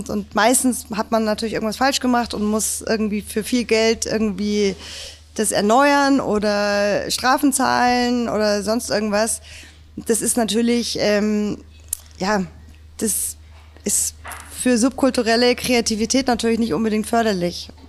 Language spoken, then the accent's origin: German; Munich, Bavaria, Germany; aber ich finde, man muss jetzt als Münchner weder Bayerisch sprechen, noch Würstel essen